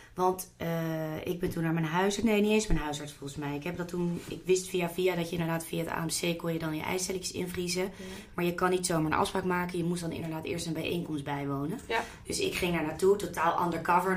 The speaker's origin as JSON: {"language": "Dutch", "town": "The Hague", "region": "South Holland", "country": "Netherlands", "said": "Ik kom bijvoorbeeld uit Den Haag"}